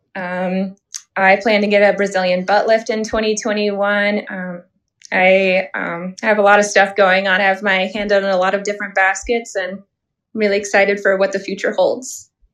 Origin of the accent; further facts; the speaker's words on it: Missouri, United States; I was born in Missouri and I've grown up here.